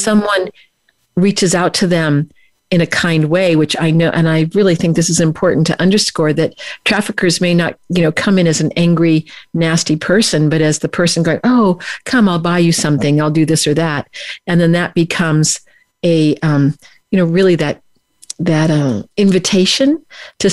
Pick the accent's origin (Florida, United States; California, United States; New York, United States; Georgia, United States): California, United States; Bay Area; now in Southern California, United States; a little girl growing up in the Bay Area